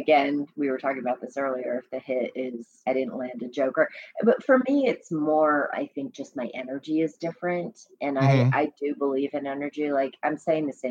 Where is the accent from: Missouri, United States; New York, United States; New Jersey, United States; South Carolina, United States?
New York, United States; moved away; I was back in my hometown.